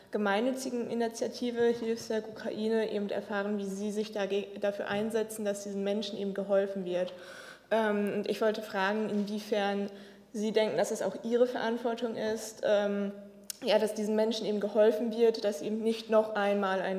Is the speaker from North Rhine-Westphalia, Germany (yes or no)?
yes; Bochum, North Rhine-Westphalia, Germany; ich komme aus NRW, aus Bochum